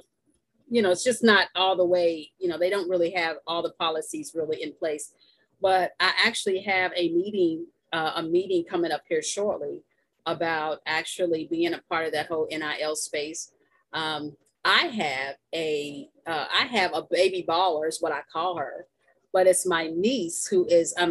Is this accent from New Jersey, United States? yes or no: no; Louisville, Kentucky, United States; moved away as an adult; also born or lived in Indianapolis / Columbus, Ohio; now in Atlanta, United States; my hometown is Louisville, Kentucky